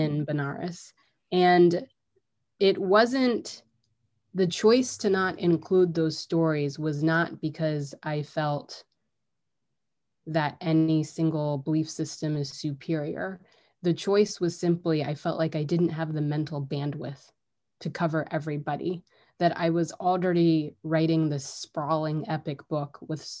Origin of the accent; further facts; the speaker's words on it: United States; I was born and raised and educated in the United States